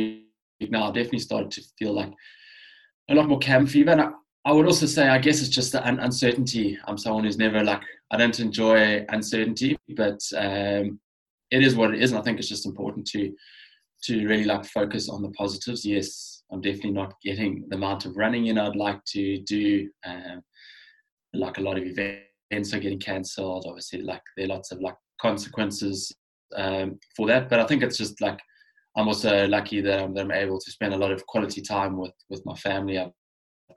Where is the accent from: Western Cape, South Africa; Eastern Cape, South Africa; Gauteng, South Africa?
Western Cape, South Africa; Cape Town; growing up in Cape Town